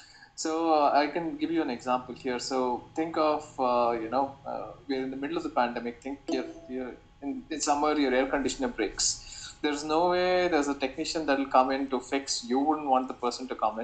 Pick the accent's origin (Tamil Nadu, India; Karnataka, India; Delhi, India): Karnataka, India; Bangalore; also born or lived in Rutgers, New Jersey, United States; because I'm from Bangalore, I chose to move back and explore opportunities here